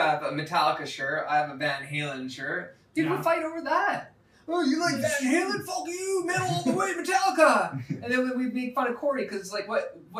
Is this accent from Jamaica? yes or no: no; Canada; I got 5% Russian in me now. That's one thing I love about being Canadian